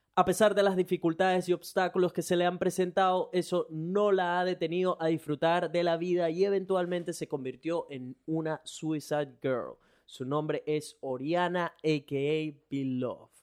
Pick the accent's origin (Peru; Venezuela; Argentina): Venezuela; moved away as an adult; now in Brisbane, Australia; soy un latino, venezolano. Tengo ya tres años viviendo en Brisbane, Australia